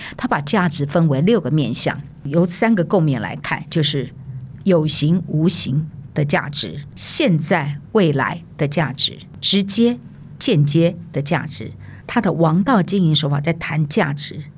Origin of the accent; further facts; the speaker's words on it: Taiwan; 我来自台湾